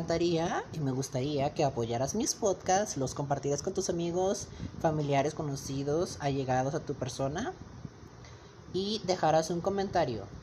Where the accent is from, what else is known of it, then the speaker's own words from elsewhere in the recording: Monterrey, Nuevo León, Mexico; tengo 17 años, eh, soy de México, en el estado de Nuevo León, ciudad de Monterrey.